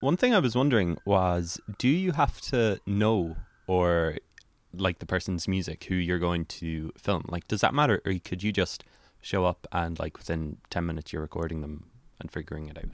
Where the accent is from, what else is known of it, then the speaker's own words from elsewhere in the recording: West Cork, Munster, Ireland; I'm from West Cork, and so our local radio station is C one oh three, which my dad listens